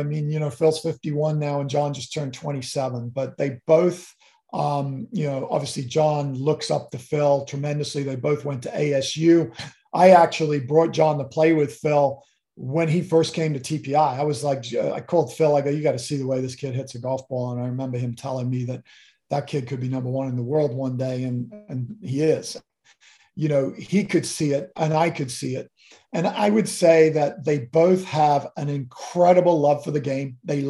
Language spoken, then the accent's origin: English; Kenya; You know, growing up in Kenya as a kid, my dad used to take me to these watering holes on Saturday mornings, jump in the truck and Land Rover and go out into a safari park.